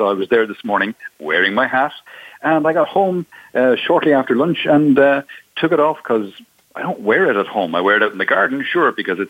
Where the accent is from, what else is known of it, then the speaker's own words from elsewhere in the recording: Ireland; accent: Irish; also born or lived in Seville; now in Spain; Well, I'm obviously from my accent, I'm Irish.